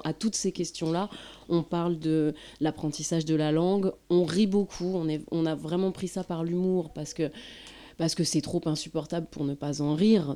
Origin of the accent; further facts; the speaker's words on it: France; en tant que française, je je n'étais pas, euh, je ne parlais pas la langue arabe